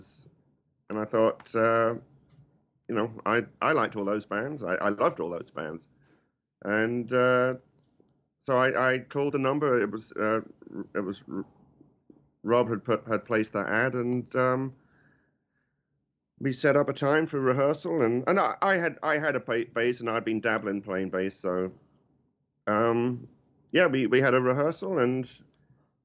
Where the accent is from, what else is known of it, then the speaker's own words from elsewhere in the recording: Lowestoft, East of England, United Kingdom; also born or lived in Kessingland; I'm originally from Lowestoft